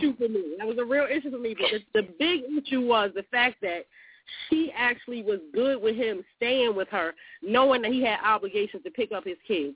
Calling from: San Antonio, Texas, United States; I'm calling from San Antonio, Texas.

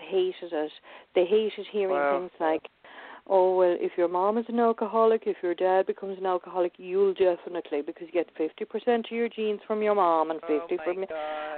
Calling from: Ireland; also born or lived in England; So I'm actually ringing from England, but I live in Ireland.

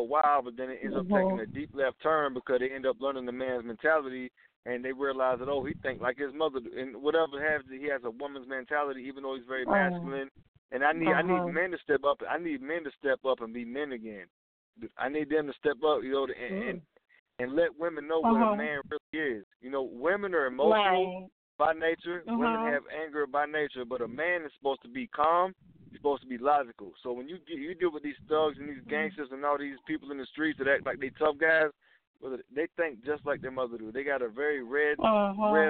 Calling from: Georgia, United States; I'm calling from Georgia.

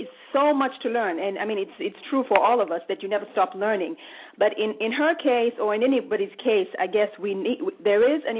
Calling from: Allentown, Pennsylvania, United States; I'm calling from Allentown, Pennsylvania.

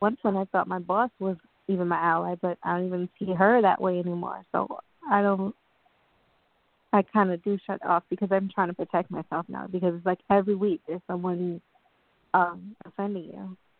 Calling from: New York, United States; I'm calling from New York

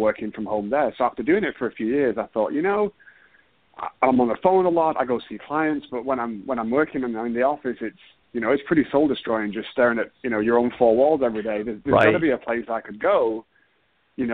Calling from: Houston, Texas, United States; So I'm calling from Houston, Texas.

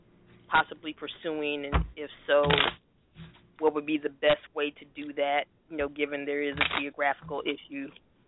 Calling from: Atlanta, Georgia, United States; I'm calling from Atlanta, Georgia.

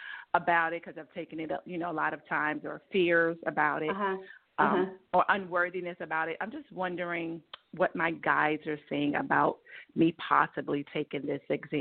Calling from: Georgia, United States

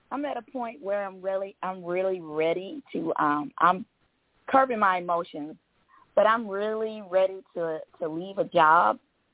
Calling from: Georgia, United States; from Georgia.

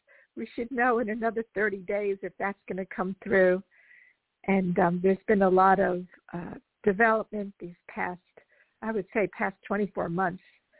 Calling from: Los Angeles, California, United States; I'm calling from Los Angeles.

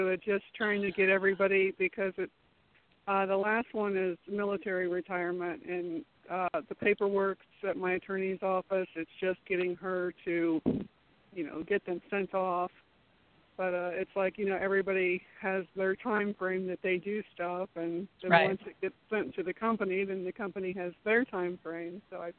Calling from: Florida, United States; Hi, this is … from Florida.

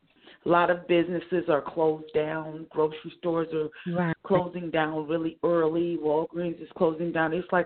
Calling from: Oakland, California, United States; I'm calling from Oakland, California.

